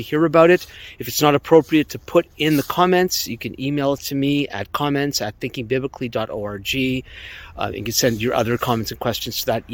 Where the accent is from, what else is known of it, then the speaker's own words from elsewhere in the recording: Ottawa, Ontario, Canada; I'm from Ottawa